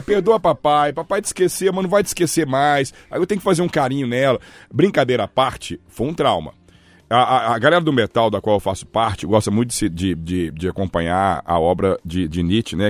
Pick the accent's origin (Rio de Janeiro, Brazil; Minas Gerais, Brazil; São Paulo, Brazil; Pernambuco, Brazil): Minas Gerais, Brazil; Belo Horizonte; Eu também sou brasileiro, mineiro, belo-horizontino